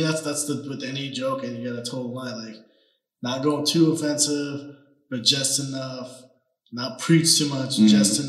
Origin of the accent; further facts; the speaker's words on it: Las Vegas, Nevada, United States; And I grew up like in Summerlin around here. So I grew up more on the white, little white preppier side.